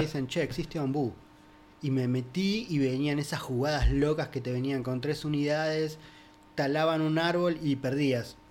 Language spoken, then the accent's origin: Spanish; Pinamar, Buenos Aires Province, Argentina; crecí en Pinamar. Yo me fui de Capital Federal a eso de los 8 años.